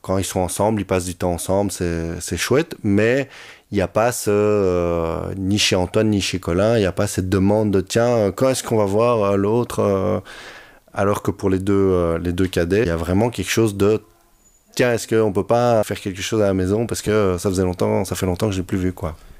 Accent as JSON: {"language": "French", "town": "Brussels", "region": "Brussels-Capital Region", "country": "Belgium", "said": "comme je suis bruxellois, j'ai peut-être utilisé quelquefois des, des petits belgicismes"}